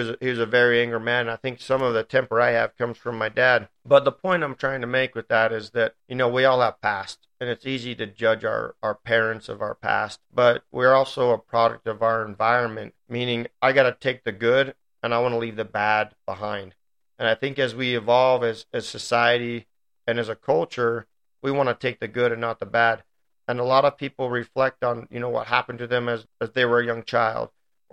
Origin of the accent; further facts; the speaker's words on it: Riverton, Utah, United States; also born or lived in Provo, Utah; I moved from Provo to Riverton